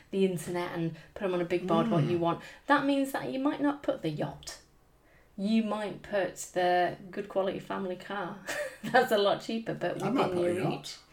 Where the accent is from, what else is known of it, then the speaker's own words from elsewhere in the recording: United Kingdom; I'm British